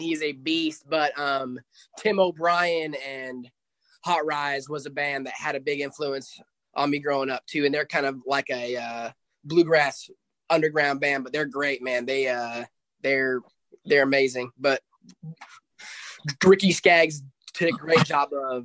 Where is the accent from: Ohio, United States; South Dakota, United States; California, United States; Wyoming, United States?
Wyoming, United States; moved away as an adult; now in Nashville, United States; So I grew up in Wyoming